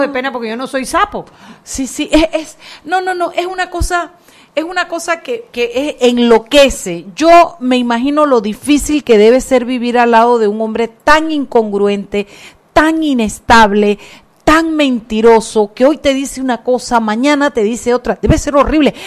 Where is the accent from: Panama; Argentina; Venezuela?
Panama; como panameños